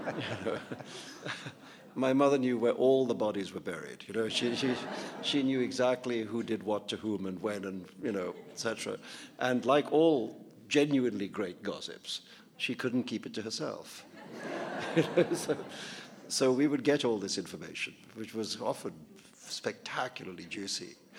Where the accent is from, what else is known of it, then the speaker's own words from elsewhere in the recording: India; growing up in India